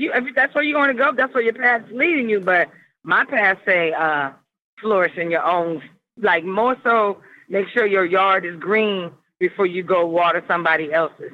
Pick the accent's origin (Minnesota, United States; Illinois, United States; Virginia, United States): Virginia, United States; born and raised in VA, uh, graduated from ODU down in the 757.